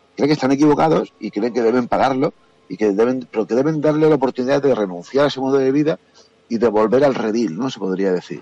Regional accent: Andalusia, Spain; yo soy andaluz

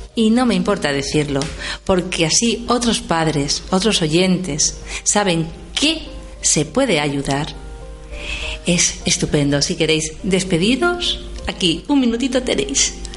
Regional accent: Valencian Community, Spain; desde aquí, desde nuestra comunidad valenciana

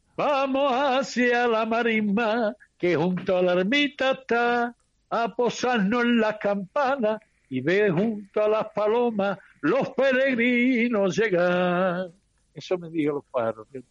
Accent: Andalusia, Spain; los andaluces estamos más repartidos que la lotería de Navidad

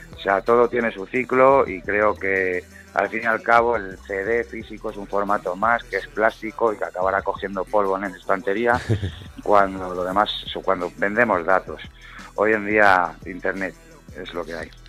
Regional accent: Madrid, Community of Madrid, Spain; Todo lo que yo hablo creo que, que, es, muy madrileño y se nota mucho de donde soy

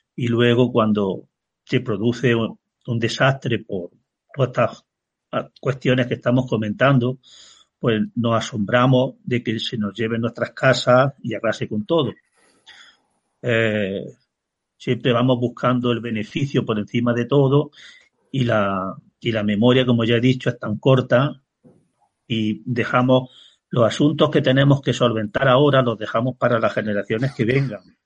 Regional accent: Peña, Andalusia, Spain; yo ya nací en el 54 del siglo pasado y conocí las lluvias de los años 60, cómo venían los ríos, las inundaciones que había, aquel exceso de agua, porque en mi pueblo, que es Peña

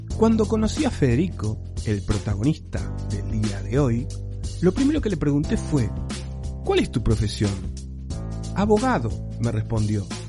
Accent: Uruguay; now in Spain

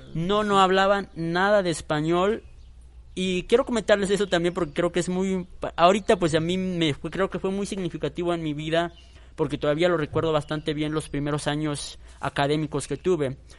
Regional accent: Chiquinibalbo, Chiapas, Mexico; first language Tzotzil; Spanish is a second language; la comunidad donde yo soy originario, que es Chiquini

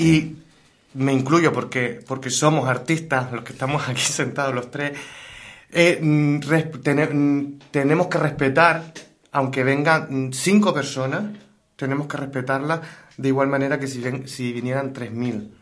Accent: Gáldar, Canary Islands, Spain; la ciudad de Galdar, mi ciudad

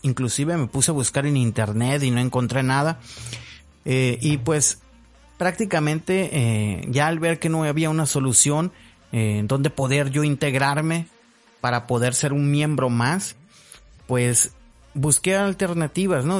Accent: Hermosillo, Sonora, Mexico; also born or lived in Zapopan, Jalisco; prácticamente ya soy de Hermosillo, Sonora, ¿no? Tengo ya muchísimo tiempo viviendo aquí. Mm, Nací en Zapopan, Jalisco, México. Y ahorita ya prácticamente toda mi vida la he hecho aquí en Hermosillo, Sonora, México

